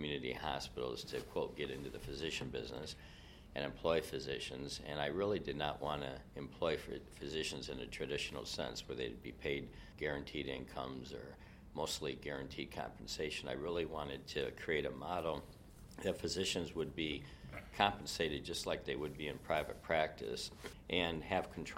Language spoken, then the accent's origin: English; Rockford, Illinois, United States; moved away as an adult; also born or lived in Minnesota / Southfield, Michigan; now in Janesville, United States; I grew up in Rockford, Illinois, just 30 miles from Janesville